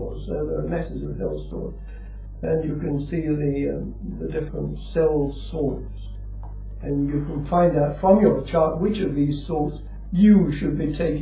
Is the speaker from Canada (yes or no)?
no; Dorset, South West England, United Kingdom; I was born in Dorset